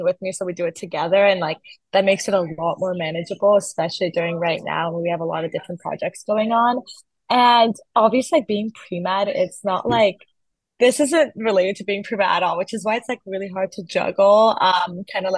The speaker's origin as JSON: {"language": "English", "region": "North Carolina", "country": "United States", "tie": "born or raised there", "also_born_or_lived": "Iran", "second_language": "English", "said": "I was born in North Carolina, but then I was born when I was like 2 or 3, I moved to Iran until I was 8."}